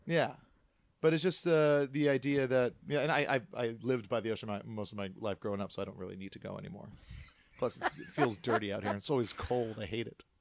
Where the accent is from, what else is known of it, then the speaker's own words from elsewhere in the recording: Kailua, Hawaii, United States; also born or lived in Kaimuki; now in Los Angeles, United States; I was born in Kamuki, and then I, uh, grew up pretty much in Kailua, which is on the windward side of the island